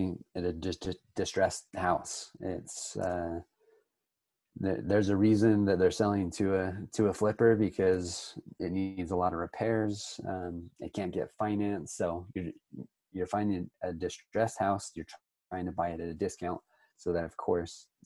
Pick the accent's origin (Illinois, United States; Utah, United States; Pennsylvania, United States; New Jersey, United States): Utah, United States; born and raised in Utah. I own a house flipping company here in Utah